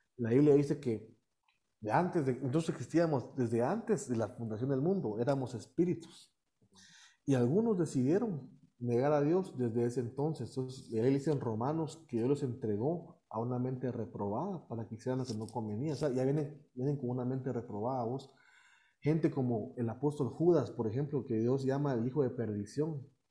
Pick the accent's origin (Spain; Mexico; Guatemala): Guatemala; also born or lived in United States; Yo nací en Estados Unidos. Ok. Y he radicado aquí toda mi vida